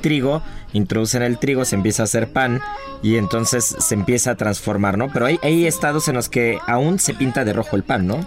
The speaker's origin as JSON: {"language": "Spanish", "country": "Mexico", "said": "somos los mexicanos"}